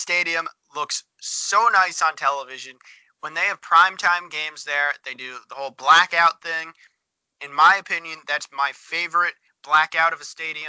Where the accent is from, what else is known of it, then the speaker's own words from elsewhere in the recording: East Coast, United States; we're both from the East Coast